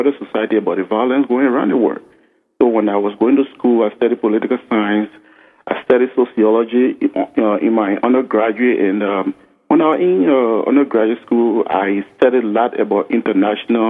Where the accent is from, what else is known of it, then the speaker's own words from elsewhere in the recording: Liberia; my home country, Liberia